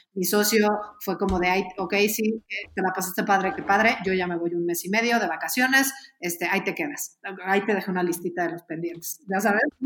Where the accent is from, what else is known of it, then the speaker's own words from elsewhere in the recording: Mexico; somos mexicanos